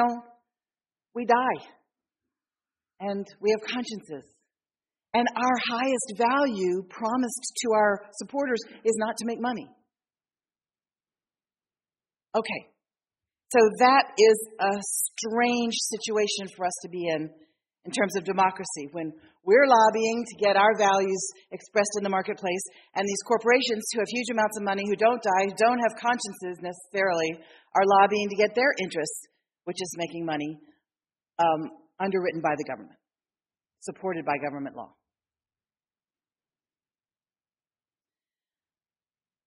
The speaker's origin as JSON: {"language": "English", "town": "Philadelphia", "region": "Pennsylvania", "country": "United States", "tie": "born or raised there", "said": "I grew up in Philadelphia"}